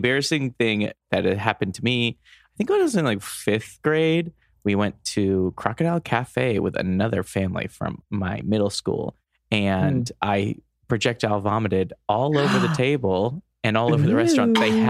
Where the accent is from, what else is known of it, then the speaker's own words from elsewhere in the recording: Los Angeles, California, United States; I'm happy to be here. I'm from Los Angeles, California.